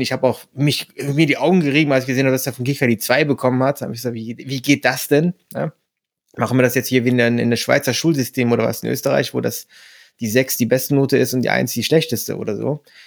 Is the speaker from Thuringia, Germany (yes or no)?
no; Mönchengladbach, North Rhine-Westphalia, Germany; meine Heimatstadt